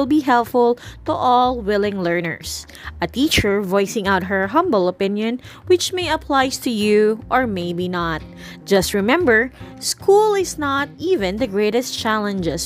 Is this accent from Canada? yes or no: no; Philippines; first language Filipino; English is a second language; a lot of Filipinos are more inclined in using our language, which is Filipino languages, rather than using a second language, which is English